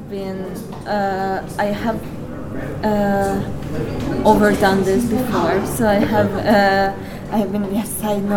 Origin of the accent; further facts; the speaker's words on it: Hungary; Of course, naturally, this is my home country